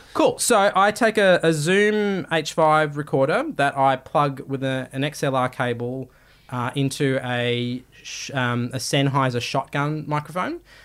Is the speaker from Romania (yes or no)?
no; Australia; I'm Australian